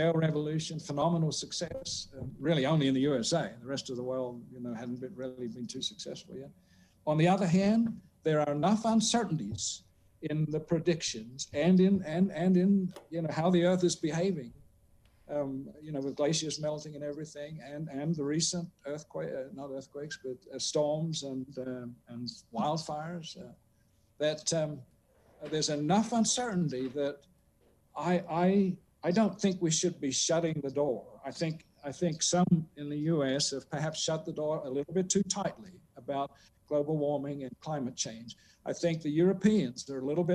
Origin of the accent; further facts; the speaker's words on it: South Australia, Australia; moved away; 50 miles from my hometown in South Australia